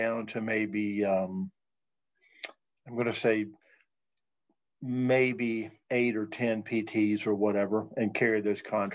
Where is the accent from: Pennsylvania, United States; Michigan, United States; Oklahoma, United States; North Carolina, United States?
North Carolina, United States; now in Virginia, United States; I'm from North Carolina.